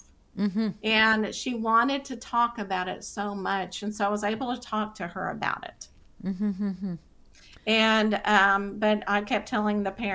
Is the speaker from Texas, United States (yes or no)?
yes; Texas, United States; accent: Texas; my Texas accent